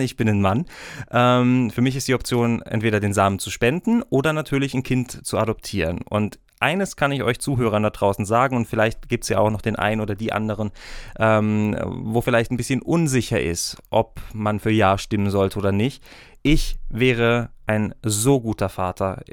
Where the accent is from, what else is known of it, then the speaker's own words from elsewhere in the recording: Germany; now in Switzerland; ich bin Deutscher, ich darf leider noch nicht abstimmen in der Schweiz